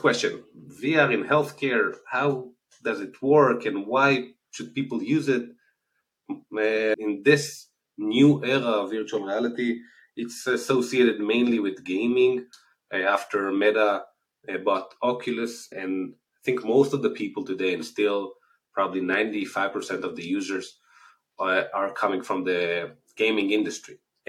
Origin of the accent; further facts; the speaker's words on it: Israel; accent: Israeli; As you can hear from the accent, I'm originally from Israel.